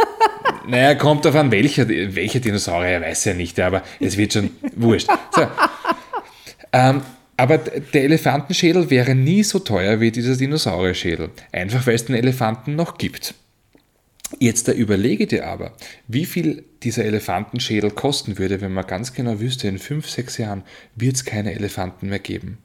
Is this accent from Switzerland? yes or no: no; Marchfeld, Lower Austria, Austria; ich bin ja im Machfeld aufgewachsen